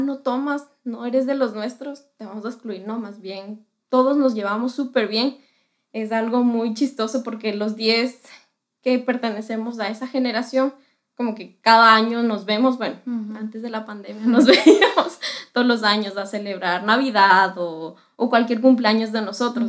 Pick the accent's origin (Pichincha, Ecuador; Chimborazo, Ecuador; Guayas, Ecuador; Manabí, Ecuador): Pichincha, Ecuador; Quito; soy de Quito, Ecuador.